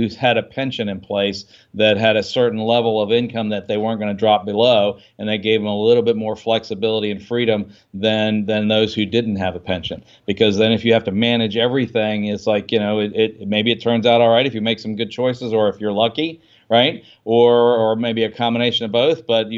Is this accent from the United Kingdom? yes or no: no; Washington, D.C. area, United States; I grew up in the Washington D.C. suburbs, right?